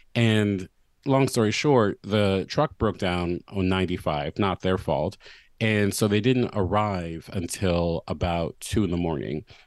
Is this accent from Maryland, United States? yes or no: yes; Baltimore, Maryland, United States; moved away as an adult; my hometown